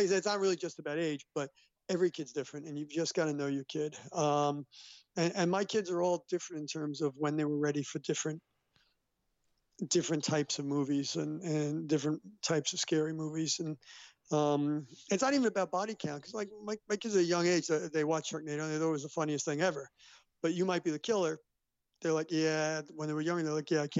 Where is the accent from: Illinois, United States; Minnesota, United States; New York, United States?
New York, United States; New York City; This was JHS 101 in the Bronx, and I grew up in the Bronx